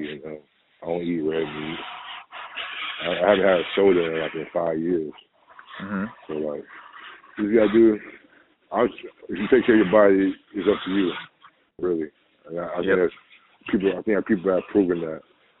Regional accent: Cocoa Beach, Florida, United States; moved away as an adult; also born or lived in Greece / Russia / Hungary; Yeah, Florida. I'm in my hometown, Cocoa Beach.

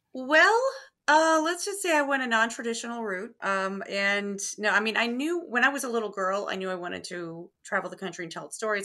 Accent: Terre Haute, Indiana, United States; also born or lived in Carmel, Indiana; I grew up in Terre Haute, Indiana

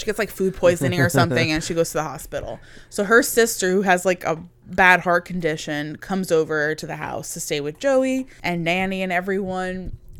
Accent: United Kingdom; I'm British.

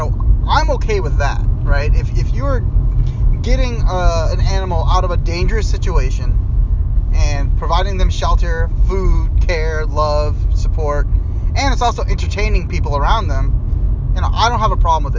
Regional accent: Northern Virginia, United States; now in Seattle, United States; I grew up in Northern Virginia.

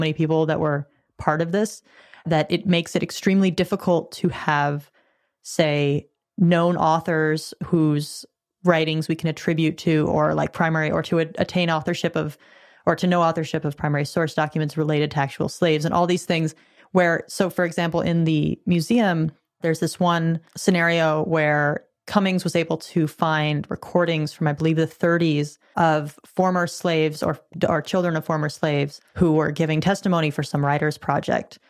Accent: California, United States; I'm a Californian

